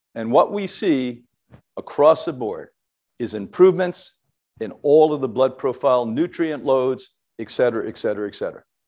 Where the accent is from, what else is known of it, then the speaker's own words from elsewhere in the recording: Ireland; as an Irish person